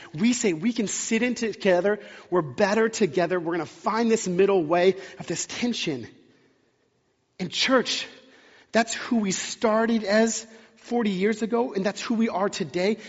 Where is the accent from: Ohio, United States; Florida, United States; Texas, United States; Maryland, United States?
Texas, United States; now in Pacific Northwest, United States; I grew up in the South in Texas